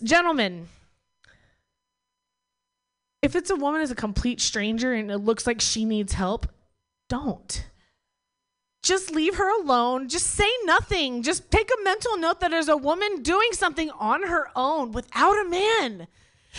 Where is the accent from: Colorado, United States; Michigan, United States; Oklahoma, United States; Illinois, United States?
Oklahoma, United States; also born or lived in Bay Area; now in Berkeley, United States; I'm from Oklahoma